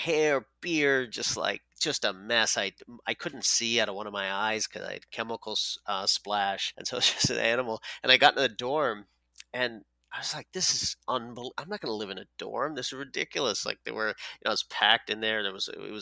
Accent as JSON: {"language": "English", "region": "Newfoundland and Labrador", "country": "Canada", "tie": "born or raised there", "said": "I grew up in Newfoundland, Canada"}